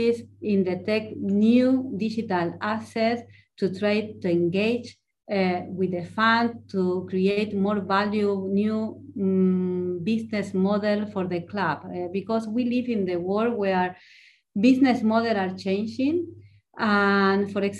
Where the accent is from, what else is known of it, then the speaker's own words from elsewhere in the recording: Argentina; first language Spanish; English is a second language; moved away as an adult; now in Spain; I was born in Argentina